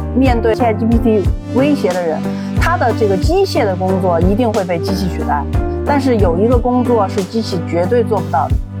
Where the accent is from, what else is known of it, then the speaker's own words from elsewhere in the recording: China; first language Chinese; 因为毕竟我们是中国人，读外语没那么快